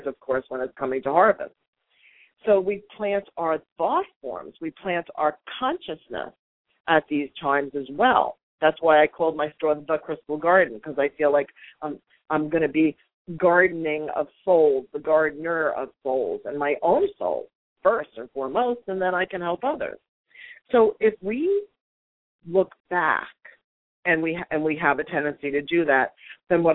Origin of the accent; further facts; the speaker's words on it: New York, United States; I am a good old New York Italian girl